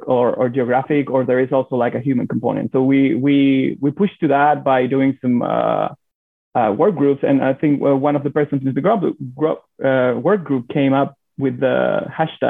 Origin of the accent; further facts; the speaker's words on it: Chile; also born or lived in Alaska / San Diego; I'm from Chile